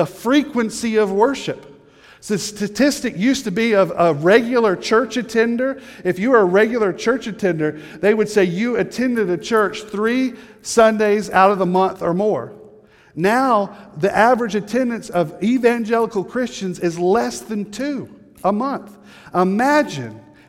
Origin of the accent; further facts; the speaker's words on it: the South, United States; moved away; I'm from the South, a little bit further south from here, and good Southern people